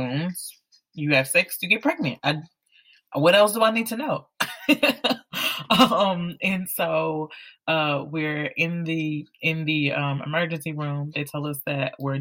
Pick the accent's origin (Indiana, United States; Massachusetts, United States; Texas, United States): Texas, United States; Houston; now in Atlanta, United States; I'm originally from Houston, Texas